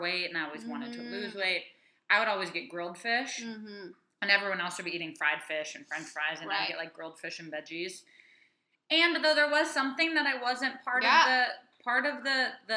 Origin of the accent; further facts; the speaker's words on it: Wisconsin, United States; moved away; we came from obviously from Wisconsin, but you know, when I was growing up, we had spaghetti all the time